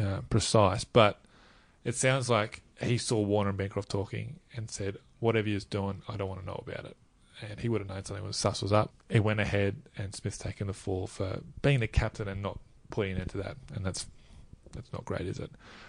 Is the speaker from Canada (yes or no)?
no; Australia; one of the worst things you've been called as an Australian, not just a sportsman, but in any form of life, is a cheat.